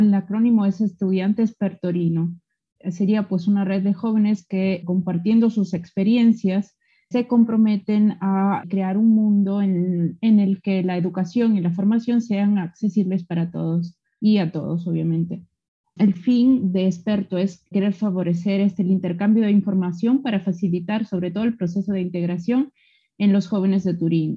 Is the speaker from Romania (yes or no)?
no; La Libertad, Peru; also born or lived in Lima, Peru; now in Biella, Italy; soy peruana de La Libertad, pero he vivido 15 años en Lima y actualmente llevo 14 años en la ciudad de Biela, en Piemonte, aquí en Italia.